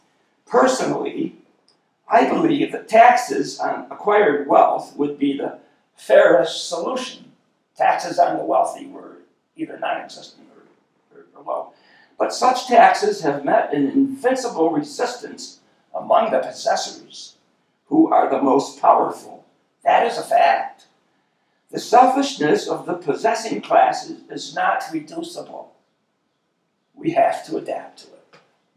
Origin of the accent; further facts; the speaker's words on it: Ireland; My favorite color was green. I'm Irish.